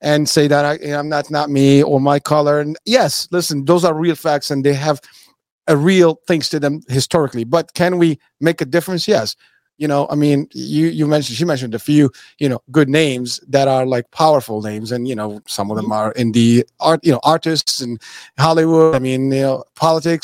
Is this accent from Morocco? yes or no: yes; Morocco; moved away; also born or lived in New York City; I was born in Morocco